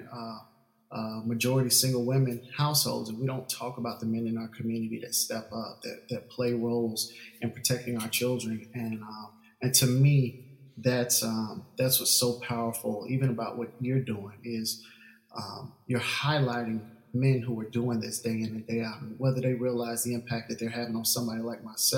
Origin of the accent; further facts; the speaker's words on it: Orlando, Florida, United States; moved away as an adult; also born or lived in Tallahassee, Florida / Valdosta, Georgia; now in Atlanta, United States; I grew up down in Orlando, Florida